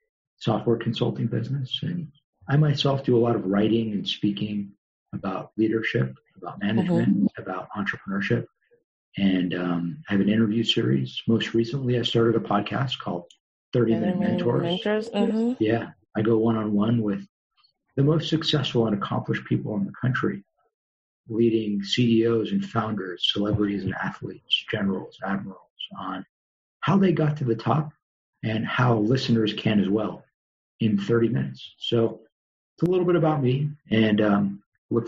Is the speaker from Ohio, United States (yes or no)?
no; Los Angeles, California, United States; also born or lived in New York; I grew up in a suburb of LA called Tarzana, and had a great childhood